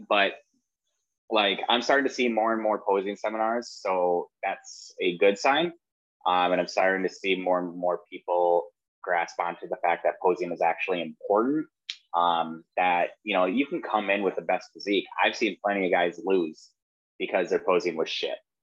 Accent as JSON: {"language": "English", "region": "Wisconsin", "country": "United States", "moved": "as an adult", "lives_now": "Florida, United States", "said": "I'm originally from Wisconsin"}